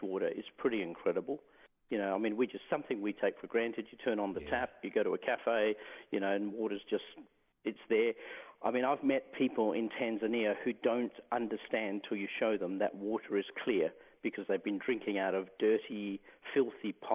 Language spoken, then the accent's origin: English; the Pilbara, Western Australia, Australia; I grew up in the Pilbara, so some pretty hot days.